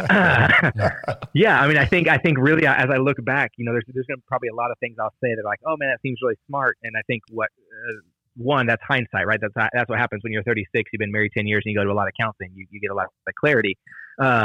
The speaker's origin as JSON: {"language": "English", "town": "Dallas", "region": "Texas", "country": "United States", "tie": "born or raised there", "also_born_or_lived": "Kansas / Lewisville / Farmers Branch", "said": "I've been in Dallas the rest of the time"}